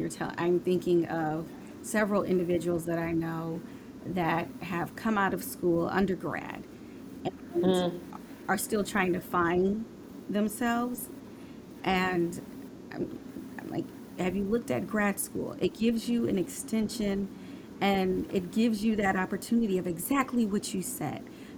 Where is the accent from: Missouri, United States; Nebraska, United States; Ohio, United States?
Nebraska, United States; Omaha; I came from Omaha, Nebraska.